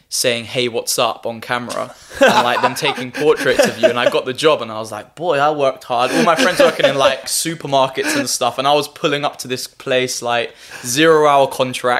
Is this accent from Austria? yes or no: no; Harrow, London, United Kingdom; also born or lived in Nottingham / Cyprus; I'm a Harrow boy. Like, I was born and raised in Harrow.